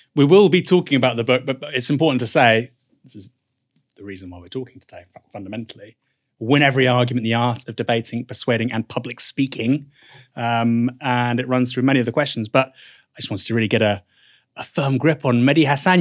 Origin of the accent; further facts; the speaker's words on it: United Kingdom; being British